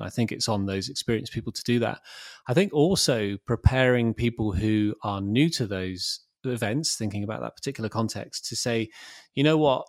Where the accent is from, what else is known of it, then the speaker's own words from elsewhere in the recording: Bournemouth, South West England, United Kingdom; moved away as an adult; also born or lived in London; back in my hometown of Bournemouth